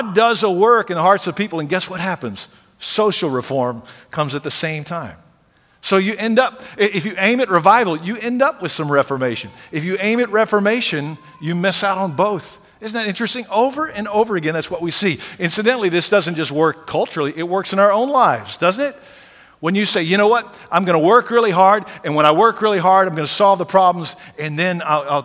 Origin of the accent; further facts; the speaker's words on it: Lockhart, Texas, United States; I grew up in Lockhart, Texas, barbecue capital of the world